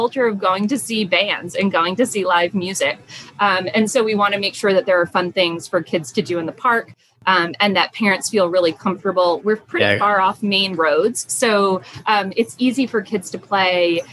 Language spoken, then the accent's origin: English; South County, Rhode Island, United States; I grew up in South County